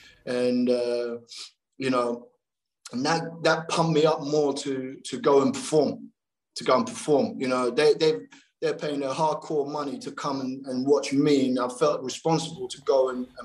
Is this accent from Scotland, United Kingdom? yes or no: no; London, United Kingdom; being the Londoner from the big city and all